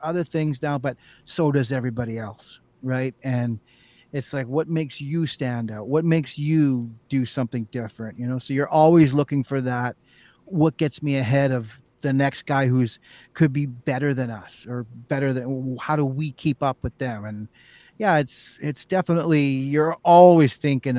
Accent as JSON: {"language": "English", "country": "Canada", "said": "we're Canadian"}